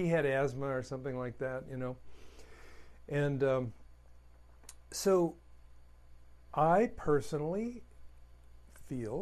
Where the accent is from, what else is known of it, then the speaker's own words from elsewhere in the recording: United States; As an American